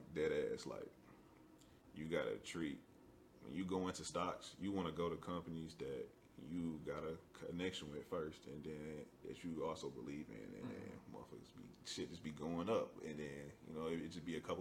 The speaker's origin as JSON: {"language": "English", "town": "St. Louis", "region": "Missouri", "country": "United States", "said": "I'm from St. Louis"}